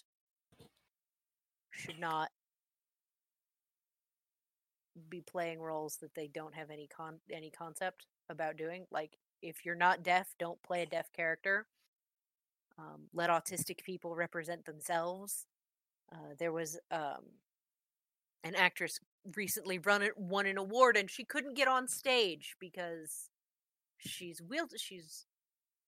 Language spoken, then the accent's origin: English; Ohio, United States; I'm from Ohio, not Portland